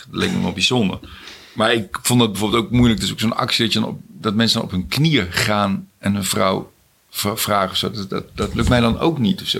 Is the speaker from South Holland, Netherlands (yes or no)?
no; Zijtaart, North Brabant, Netherlands; also born or lived in Scheest / Veghel / Germany; Ik ben geboren in Scheest. En toen zijn wij verhuisd naar Veghel, omdat mijn vader ging werken bij de Mars chocoladefabriek. En toen weer naar een kleiner dorpje nog, Zijtaart. En toen gingen we in Duitsland wonen. En toen weer terug naar Zijtaart.